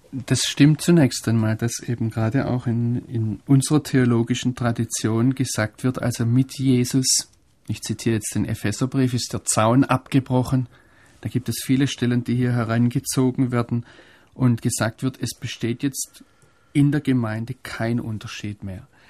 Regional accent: Germany; als Deutsche

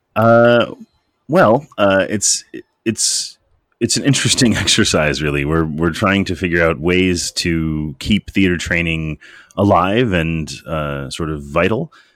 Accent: Cleveland, Ohio, United States; moved away as an adult; also born or lived in Chicago, Illinois; now in Canada; I grew up in Cleveland, Ohio, and I lived for a long time in Chicago, Illinois

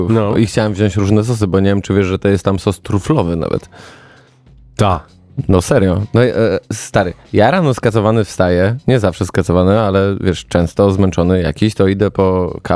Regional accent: Zielona Góra, Lubusz Voivodeship, Poland; moved away; also born or lived in Wrocław; Jestem z Zielonej Góry ale czuję się wrocławianinem

